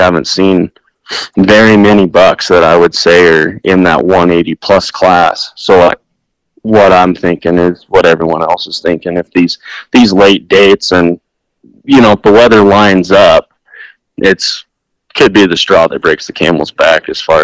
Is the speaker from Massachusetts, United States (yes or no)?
no; Meeker, Colorado, United States; also born or lived in Northwest Wyoming; I'm born and raised in Colorado